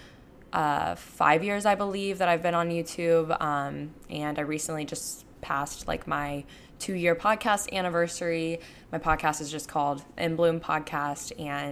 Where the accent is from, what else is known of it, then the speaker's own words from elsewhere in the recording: Panama City Beach, Florida, United States; moved away as an adult; also born or lived in Tuscaloosa, Alabama; now in Houston, United States; I recently moved to Houston, Texas at the end of July. And I'm from Panama City Beach, Florida